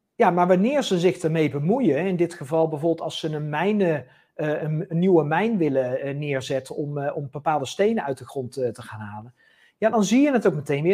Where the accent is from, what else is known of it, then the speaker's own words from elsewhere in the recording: Netherlands; wij als Nederlanders